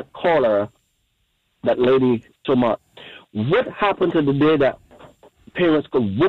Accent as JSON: {"language": "English", "country": "Barbados", "moved": "yes", "lives_now": "North Brunswick, United States", "said": "I'm from Barbados."}